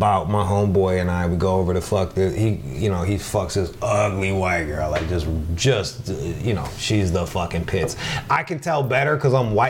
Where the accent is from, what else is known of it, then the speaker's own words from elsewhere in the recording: Pontiac, Michigan, United States; I'm from a factory town called Pontiac